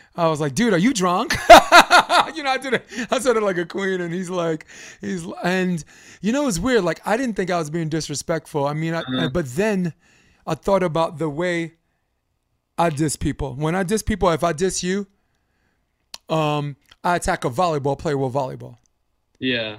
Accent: New York, United States; as a New Yorker

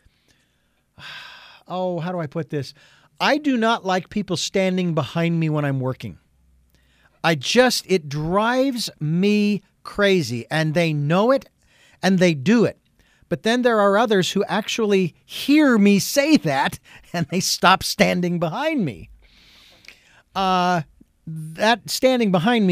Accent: Phoenix, Arizona, United States; I was born and raised in Phoenix, Arizona

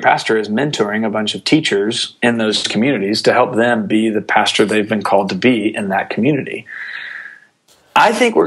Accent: Atlanta, Georgia, United States; I grew up in Atlanta, so I grew up in the heartbeat of North Point Community Church

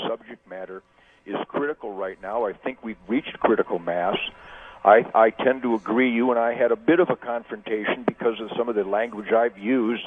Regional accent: Detroit, Michigan, United States; I'm from Detroit

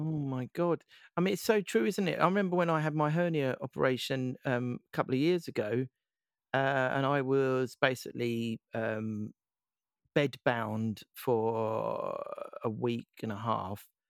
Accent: Essex, East of England, United Kingdom; I'm from Essex

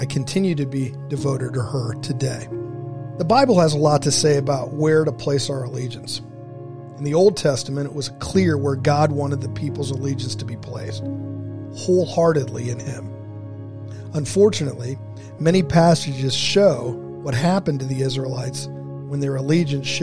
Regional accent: Dayton, Ohio, United States; Growing up in Dayton, Ohio

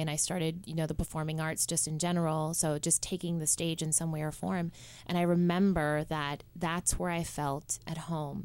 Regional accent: Cayman Islands; moved away; I'm originally from the Cayman Islands

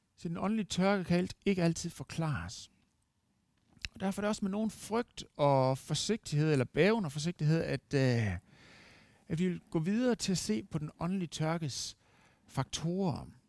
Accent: Denmark; som dansker

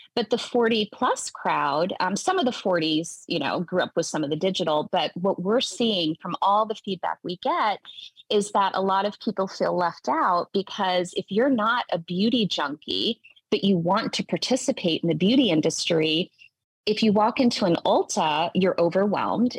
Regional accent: Tennessee, United States; I grew up in the South, I'm from Tennessee.

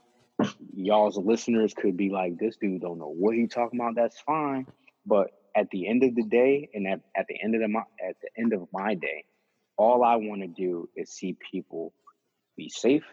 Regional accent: Philadelphia, Pennsylvania, United States; I grew up in Kensington

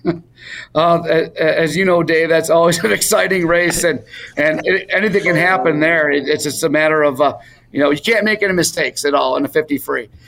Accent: Warren, Michigan, United States; growing up in Warren

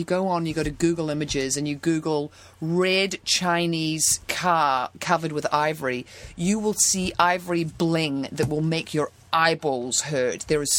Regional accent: New Zealand; now in Santa Monica, United States; I'm from New Zealand.

